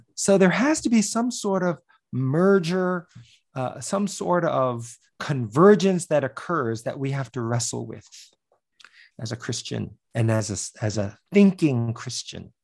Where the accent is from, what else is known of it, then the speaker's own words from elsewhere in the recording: United States; I was born in the United States